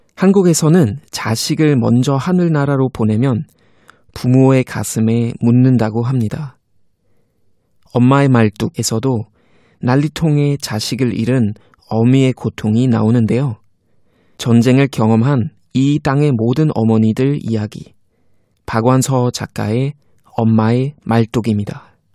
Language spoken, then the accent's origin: Korean; Germany; moved away; 독일에서 온